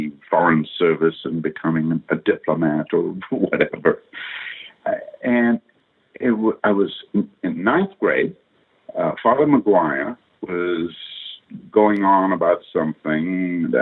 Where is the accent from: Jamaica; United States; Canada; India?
India; moved away; growing up in India